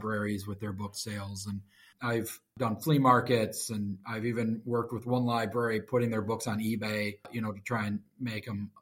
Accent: Grand Rapids, Michigan, United States; I was born in Grand Rapids, Michigan. I have not moved very far

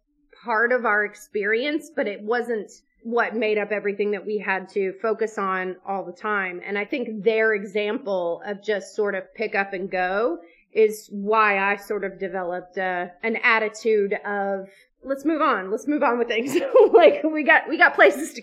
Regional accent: Alabama, United States; we grew up in Alabama

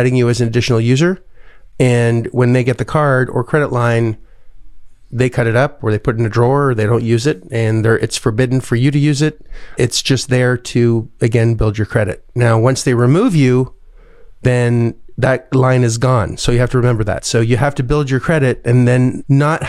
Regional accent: Canada; moved away; as a Canadian person

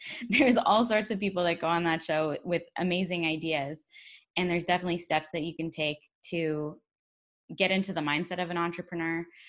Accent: Georgetown, Ontario, Canada; my hometown of Georgetown, Ontario

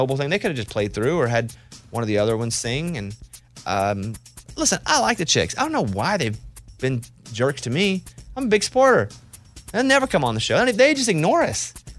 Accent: Arkansas, United States; Growing up in Arkansas, you do a lot of things to survive, and there's a lot of ways.

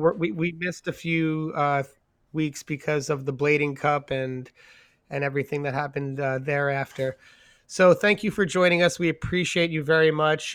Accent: New York, United States; moved away; also born or lived in San Diego / San Francisco; growing up in New York

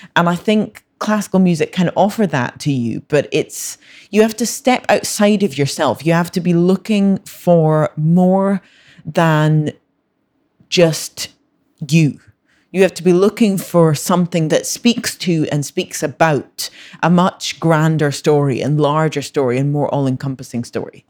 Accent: Scotland, United Kingdom; I was born in Scotland, grew up in Scotland, I've always lived there

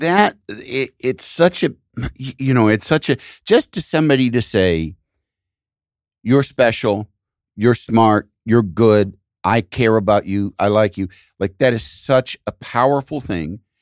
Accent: outside of Chicago, Illinois, United States; I grew up outside of Chicago, hearing Chicago T V

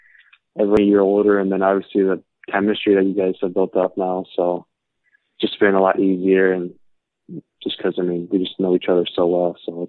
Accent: South Lyon, Michigan, United States; Yeah, so I grew up in South Lyon, Michigan. I've lived here almost my whole life, and it's located 20 minutes from Plymouth, where the USHL is.

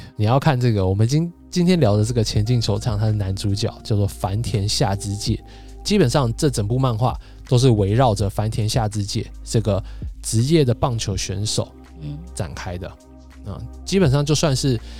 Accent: Taipei, Taiwan; 我们台北人

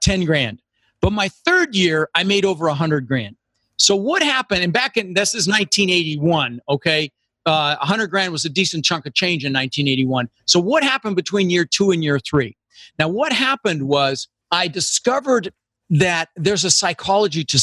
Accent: Denver, Colorado, United States; moved away; also born or lived in Netherlands; I immigrated to this country when I was 6 years old with my brother Albert, my mother's Vancha, and we came over from Holland and we ended up in Denver, Colorado, where I lived for 30 years.

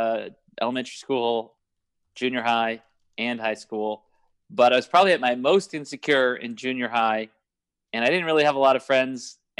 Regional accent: Glendale Heights, Illinois, United States; now in San Diego, United States; Glendale Heights, Illinois.

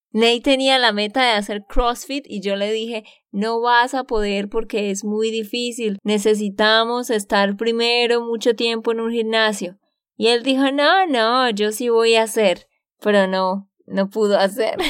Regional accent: Santander, Colombia; de Santander, Colombia

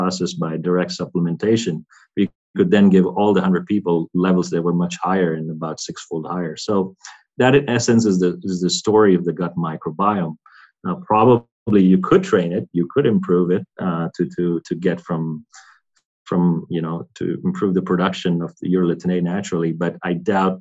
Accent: India; moved away; also born or lived in United States / Europe; growing up in India, taking a lot of antibiotics, I think, and then migrating and being on different diets, Indian diet to American diet, and now more European diet

